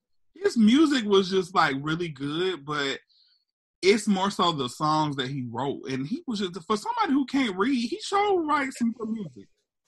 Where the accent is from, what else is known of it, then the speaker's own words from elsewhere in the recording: Atlanta, Georgia, United States; I'm from Atlanta